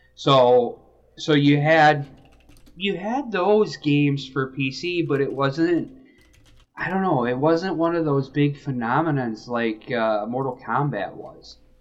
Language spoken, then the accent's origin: English; Michigan, United States; also born or lived in Alabama; I grew up in Michigan. Um, I did move to Alabama